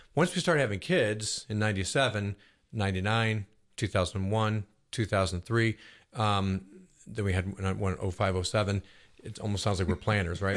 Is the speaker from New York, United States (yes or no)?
yes; Buffalo, New York, United States; born or raised there; now in Roswell, United States